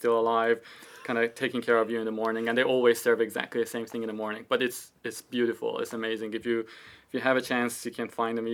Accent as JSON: {"language": "English", "country": "Iran", "tie": "born or raised there", "also_born_or_lived": "Toronto, Canada", "moved": "as an adult", "lives_now": "United Kingdom", "said": "I was born in Iran. I lived in Iran"}